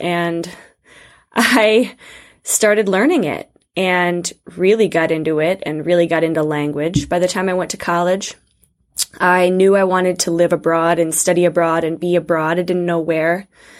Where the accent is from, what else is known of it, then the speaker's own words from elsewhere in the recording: Northeast Ohio, United States; moved away as an adult; also born or lived in Moscow / Scotland / England / France; So I was born and raised in Northeast Ohio, right by Lake Erie, and I grew up in Montessori education